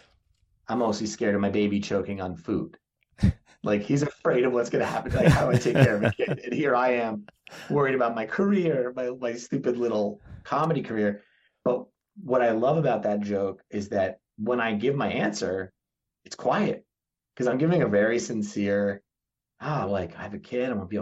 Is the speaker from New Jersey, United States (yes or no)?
yes; New Jersey, United States; I grew up in New Jersey where there's not really Jersey pride